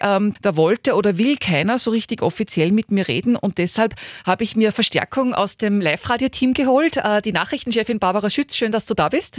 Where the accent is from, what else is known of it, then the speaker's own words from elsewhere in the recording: Upper Austria, Austria; hier bei uns in Oberösterreich